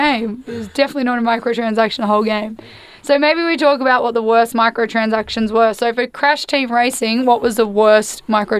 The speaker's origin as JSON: {"language": "English", "country": "Australia", "said": "we're from Australia where there is no internet."}